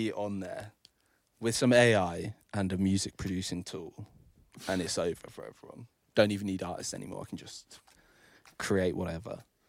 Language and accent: English; England, United Kingdom; I'm English.